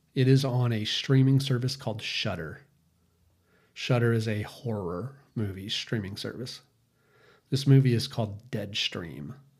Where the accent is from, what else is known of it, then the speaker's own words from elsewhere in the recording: United States; us as American citizens